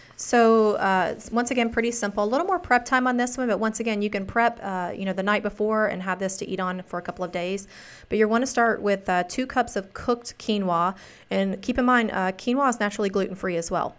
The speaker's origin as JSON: {"language": "English", "region": "the South", "country": "United States", "said": "I'm from the South"}